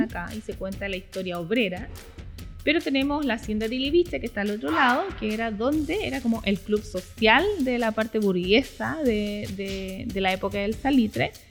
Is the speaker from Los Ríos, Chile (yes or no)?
no; Iquique, Tarapacá, Chile; somos psiquiqueñas, pero no conocemos nuestro lugar donde habitamos